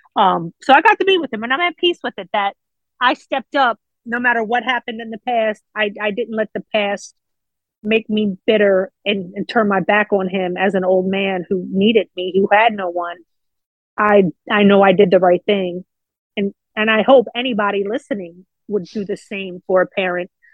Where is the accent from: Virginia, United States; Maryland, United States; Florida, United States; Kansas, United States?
Maryland, United States; Baltimore; I grew up in Baltimore City, inner city Baltimore, East Baltimore to be exact